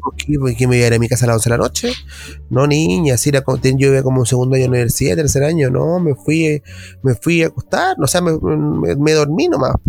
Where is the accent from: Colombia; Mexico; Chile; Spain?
Chile; que somos los chilenos